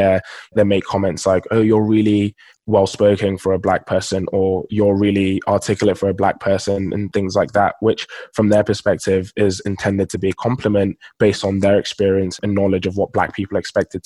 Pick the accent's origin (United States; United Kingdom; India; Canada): United Kingdom; London; also born or lived in Nigeria; So I'm Nigerian, and both my parents are Nigerian, and I was actually born in Nigeria. So I lived in Nigeria for the first 7 years of my life before moving to London here in the UK.